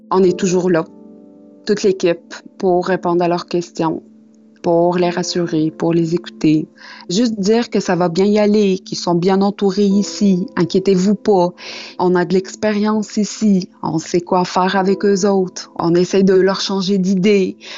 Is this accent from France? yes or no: no; Tunisia; moved away as an adult; now in Quebec City, Canada; Je suis une immigrante. Ça fait six ans que je suis à Québec. Je suis partie avec un rêve de la Tunisie.